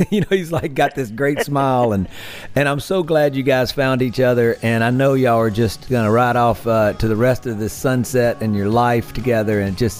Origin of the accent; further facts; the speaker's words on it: Mississippi Delta, United States; growing up in the Mississippi Delta, being around the great blues musicians I was around